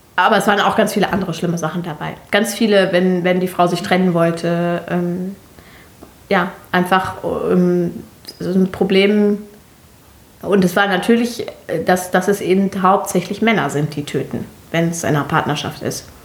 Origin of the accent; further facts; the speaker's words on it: Germany; so eine Person wie ich, die hier äh, äh geboren ist